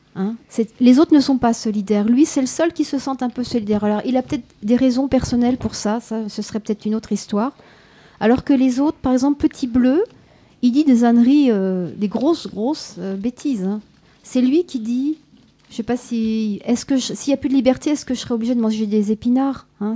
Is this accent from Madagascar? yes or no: no; France; chez nous, en France